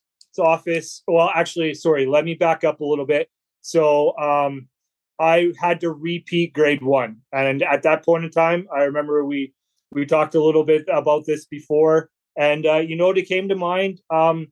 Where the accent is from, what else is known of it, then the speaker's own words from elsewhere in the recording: Brandon, Manitoba, Canada; now in Melita, Canada; I'm originally from Brandon, Manitoba, Canada, but I live now in Melitta, Manitoba, Canada.